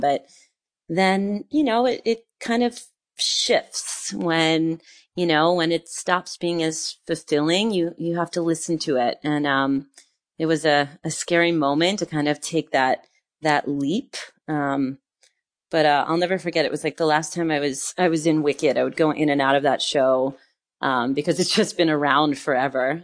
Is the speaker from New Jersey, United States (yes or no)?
yes; northern New Jersey, United States; moved away as an adult; also born or lived in New York City; now in France; I grew up in, uh, northern New Jersey